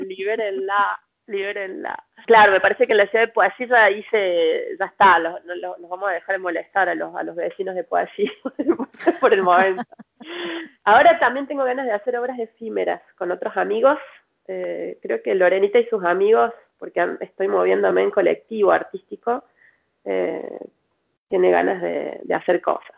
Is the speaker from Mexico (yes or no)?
no; Córdoba, Argentina; moved away as an adult; now in Paris, France; como vengo de Córdoba, en Córdoba le decimos matijajic